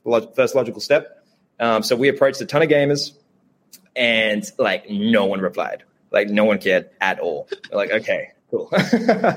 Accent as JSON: {"language": "English", "town": "Sydney", "region": "New South Wales", "country": "Australia", "tie": "born or raised there", "said": "my parents were immigrants. Like we grew up in Southwest Sydney, lovely place, you know, like public housing, welfare"}